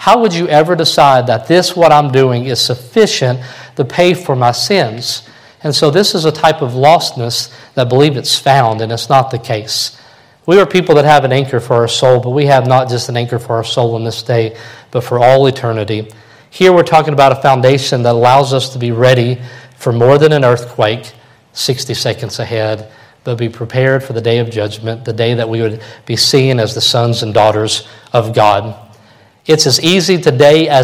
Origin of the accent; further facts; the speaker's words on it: Kentucky, United States; growing up in Kentucky